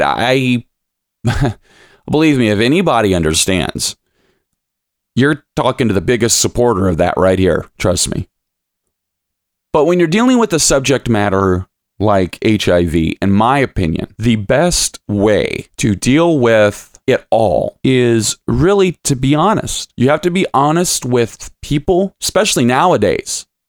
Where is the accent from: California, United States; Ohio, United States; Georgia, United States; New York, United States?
Ohio, United States; Lima; now in Toledo, United States; I'm originally from, born and raised in Lima, Ohio